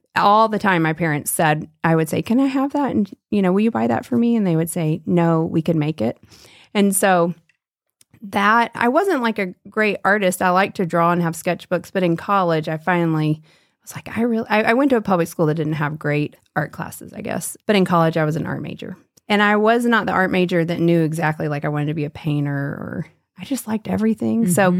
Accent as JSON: {"language": "English", "town": "Nashville", "region": "Tennessee", "country": "United States", "said": "Well, I'm from Nashville, Tennessee, so you and I share some southern roots"}